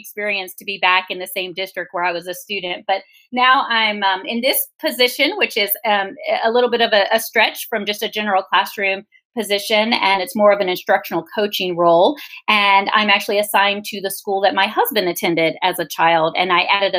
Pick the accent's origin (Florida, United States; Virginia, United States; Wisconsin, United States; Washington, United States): Virginia, United States; moved away as an adult; also born or lived in Las Vegas, Nevada / Memphis, Tennessee; I'm from Virginia on the East Coast